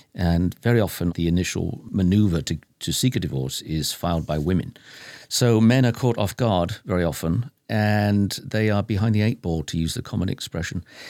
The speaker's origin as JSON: {"language": "English", "area": "Lancashire", "region": "North West England", "country": "United Kingdom", "said": "I'm from Lancashire. That's my territory."}